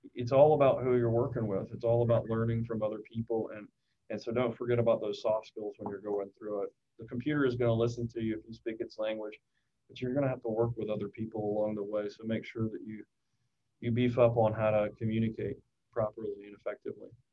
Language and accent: English; Shreveport, Louisiana, United States; my hometown of Shreveport, Louisiana